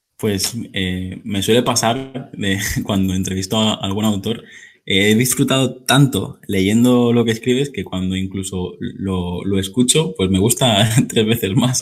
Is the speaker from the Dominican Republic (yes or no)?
no; Mallorca, Balearic Islands, Spain; yo que soy de Mallorca